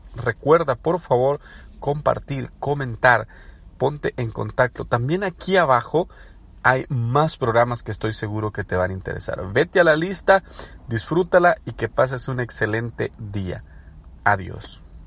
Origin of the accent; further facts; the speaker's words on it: El Salvador; moved away as an adult; now in United States; soy salvadoreño, pero residente en Estados Unidos de hace más ya de una década que vivo acá